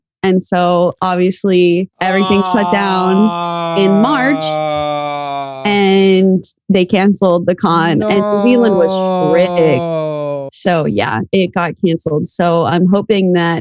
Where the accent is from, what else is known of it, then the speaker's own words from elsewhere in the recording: Florida, United States; also born or lived in New York; I was born in New York, but I grew up in Florida. And so I've lived in Florida my whole life.